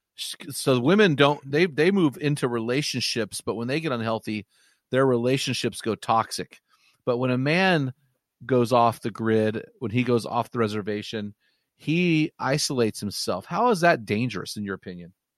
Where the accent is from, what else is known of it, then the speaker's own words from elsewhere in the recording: Pacific Northwest, United States; I'm from the Pacific Northwest